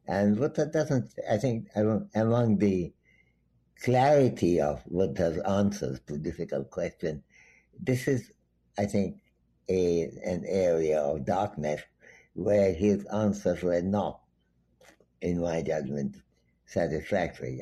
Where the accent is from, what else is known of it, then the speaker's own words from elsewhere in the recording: Dhaka, Dhaka Division, Bangladesh; moved away; also born or lived in Santiniketan, India / Calcutta, India / Cambridge, England; I came from Dhaka minus two months old and went mm-hmm. back to Dhaka plus two months old. And I was born, meanwhile, in my uh, grandfather's home